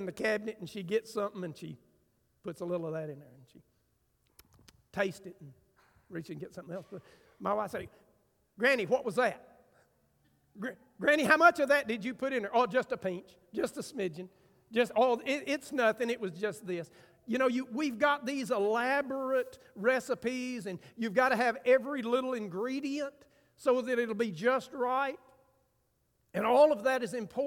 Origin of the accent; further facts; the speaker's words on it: United States; I'm from Grant County